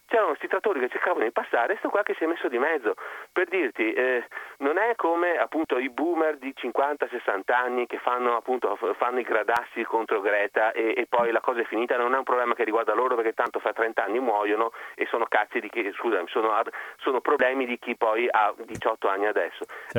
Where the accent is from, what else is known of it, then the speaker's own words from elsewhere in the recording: Venice, Veneto, Italy; accent: Venetian; sono veneziano